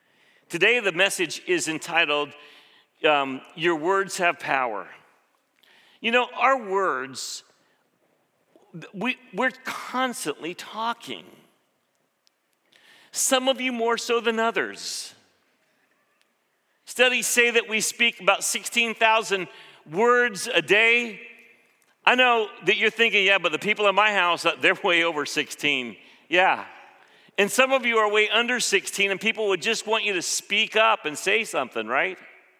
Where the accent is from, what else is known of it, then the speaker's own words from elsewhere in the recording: Philippines; When I grew up in the Philippines, one of the first things I learned as a six-year-old, my mom would always say, don't drink the water.